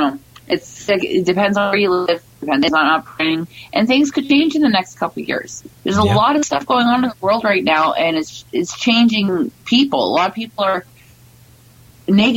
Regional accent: Canada; moved away; I'm originally from a small northern town

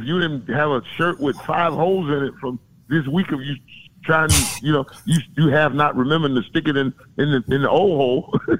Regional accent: Florida, United States; I'm not from South Florida. I'm from Central Florida.

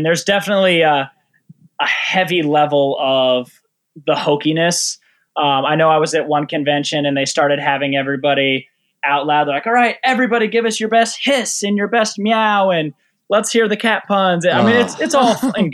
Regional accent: right outside of Boulder, Colorado, United States; I grew up in, right outside of Boulder, Colorado

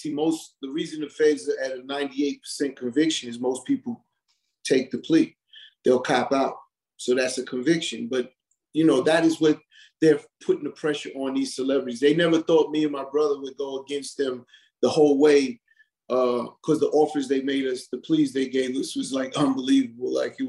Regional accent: Hollis, New York, United States; I'm from Hollis, Queens. He's from Southside. Hollis and Southside is all in one.

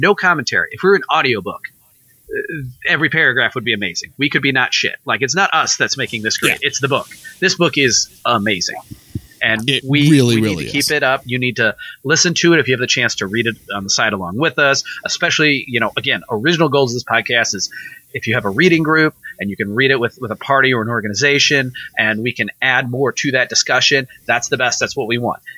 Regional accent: Missouri, United States; me and Nathan are from Missouri

